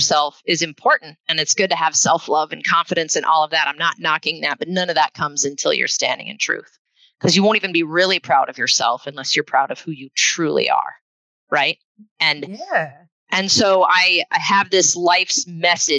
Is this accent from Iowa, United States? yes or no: yes; Northeast Iowa, United States; also born or lived in Minnesota; now in Seattle area, United States; I hail from the Midwest. I grew up in Northeast Iowa